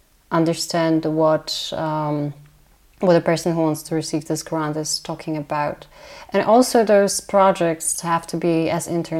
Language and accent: English; Poland; English is a second language; All in my home country, some of those scientists became even, I would say, scientific celebrities, but in a good sense of the word. We talked before about bringing information in an easy to grasp way to the general public. Well, Polish Academy of Sciences